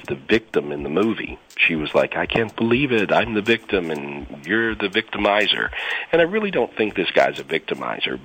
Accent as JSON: {"language": "English", "region": "North Carolina", "country": "United States", "moved": "yes", "said": "I'm originally from North Carolina, and I have a house there now"}